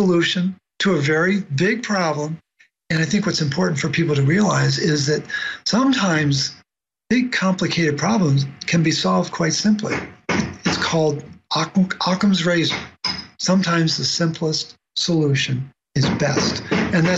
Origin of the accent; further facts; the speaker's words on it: Baltimore, Maryland, United States; I grew up in Baltimore